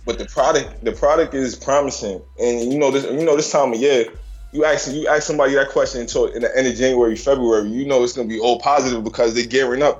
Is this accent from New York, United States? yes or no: yes; New York, United States; I'm from New York